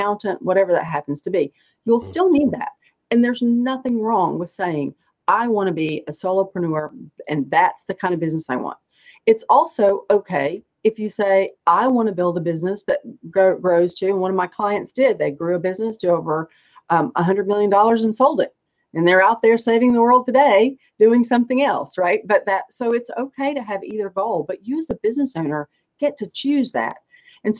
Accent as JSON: {"language": "English", "region": "East Tennessee", "country": "United States", "tie": "born or raised there", "moved": "yes", "lives_now": "Raleigh, United States", "said": "I grew up in East Tennessee"}